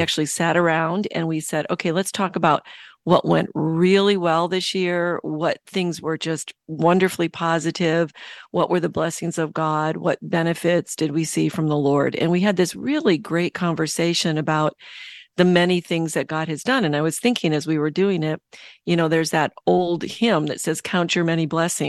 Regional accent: Michigan, United States; Yeah, Chicago, Michigan. I grew up in Michigan.

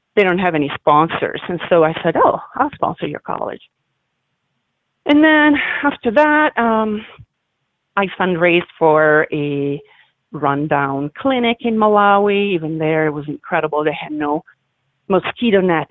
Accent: Milan, Lombardy, Italy; moved away; I'm originally from Milan. I'm from Italy.

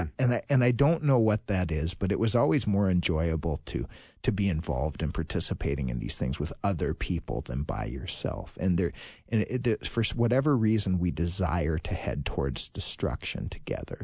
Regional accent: Virginia, Minnesota, United States; now in Saint Louis Park, United States; I'm from Virginia, Minnesota originally

